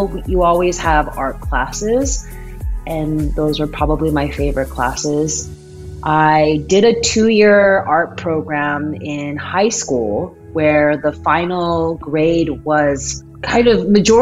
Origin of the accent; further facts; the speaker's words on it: Aurora, Colorado, United States; moved away as an adult; also born or lived in Michigan / California / Seattle, Washington; now in Lynnwood, United States; Born and raised in Aurora, Colorado